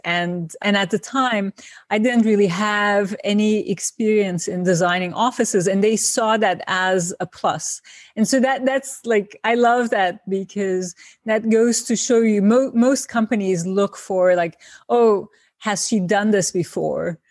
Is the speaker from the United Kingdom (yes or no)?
no; İzmir, Turkey; moved away as an adult; also born or lived in Ankara, Turkey; now in New York, United States; my trajectory from Izmir to Ankara to New York.